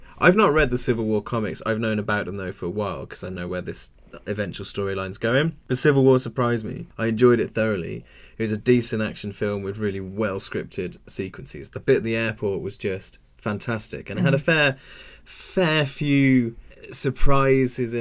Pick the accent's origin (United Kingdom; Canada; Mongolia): United Kingdom; England; I'm well English